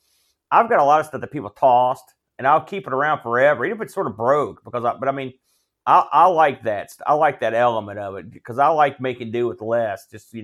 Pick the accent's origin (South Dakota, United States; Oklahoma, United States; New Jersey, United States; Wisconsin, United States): New Jersey, United States; I'm from New Jersey.